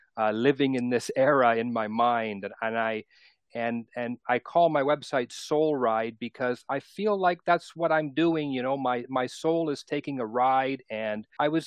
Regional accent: Toronto, Ontario, Canada; I was born and raised in Toronto, and I'm still in Southern Ontario, not in Toronto anymore.

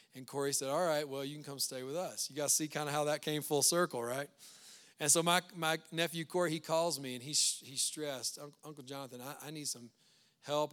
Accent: Louisiana, United States; now in Loveland, United States; We're from Louisiana

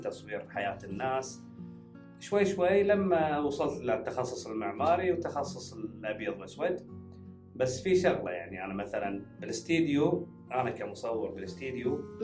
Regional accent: Kuwait

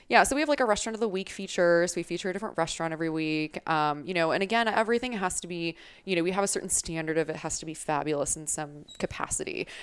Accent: Arizona, United States; also born or lived in Wisconsin; I'm originally from Wisconsin, um, but have been here in Arizona basically since I was a kid

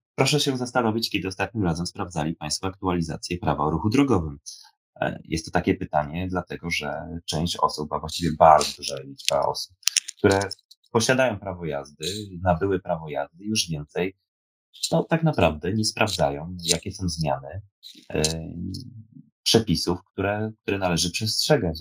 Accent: Poznań, Greater Poland, Poland; accent: Poznań; jak mówię tutaj po poznańsku

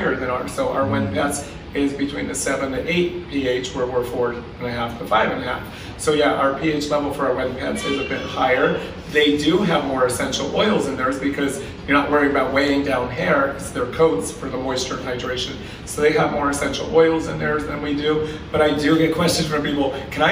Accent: Pennsylvania, United States; moved away; Growing up in Pennsylvania

